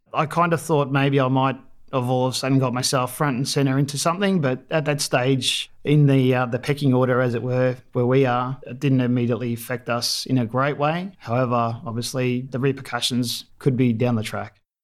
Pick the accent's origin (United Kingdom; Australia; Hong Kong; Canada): Australia; Melbourne, Victoria; also born or lived in Dandenongs; I grew up in Melbourne, northern suburbs.